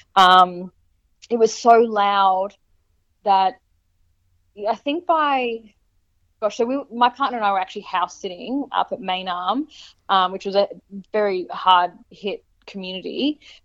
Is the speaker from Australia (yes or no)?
yes; Brisbane, Queensland, Australia; moved away as an adult; also born or lived in Portland / Gold Coast; now in Mullumbimby, Australia; once i moved away from brisbane